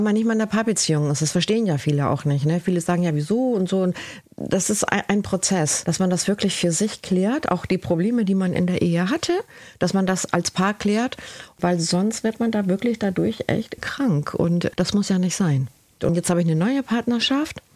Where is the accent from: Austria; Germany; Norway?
Germany; Cuxhaven, Lower Saxony; German is a second language; also born or lived in Spain / Galicia, Spain / Bremerhaven, Germany; now in Ringstedt, Germany; ich bin ja hier geboren in Cuxhaven lebe seit 30 Jahren in Bremerhaven